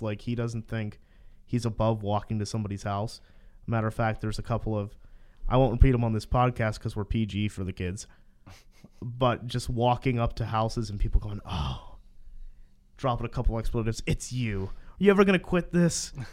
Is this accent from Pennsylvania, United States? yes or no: yes; Aliquippa, Pennsylvania, United States; I'm from Valquippa